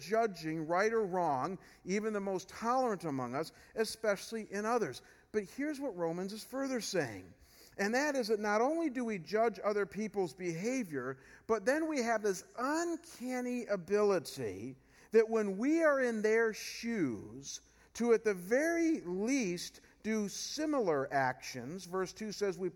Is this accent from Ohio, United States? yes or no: yes; Chagrin Falls, Ohio, United States; moved away as an adult; Chagrin Falls, where I came from before I came here. As I mentioned, it's a more rural area. And so when I moved back to Chagrin, I'd grown up there